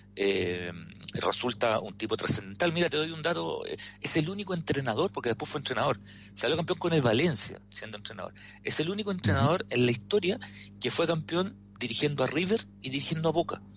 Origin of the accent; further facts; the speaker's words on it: Chile; como chileno